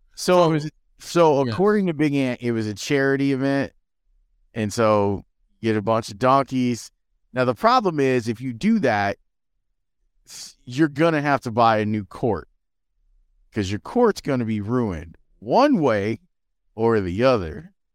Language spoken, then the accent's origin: English; Chicago, Illinois, United States; I grew up in Roseland